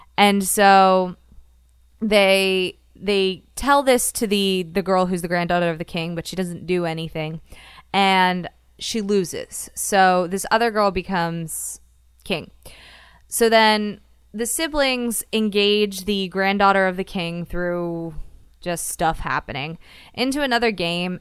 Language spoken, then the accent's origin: English; Florida, United States; growing up in Florida